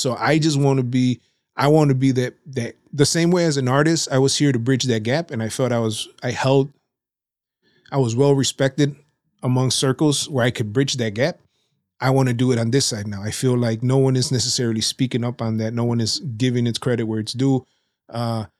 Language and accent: English; Nuevo Laredo, Tamaulipas, Mexico; My dad is from Matamoros, but they were raised in Nuevo Laredo, Tamaulipas. So we say we're from Nuevo Laredo, Tamaulipas.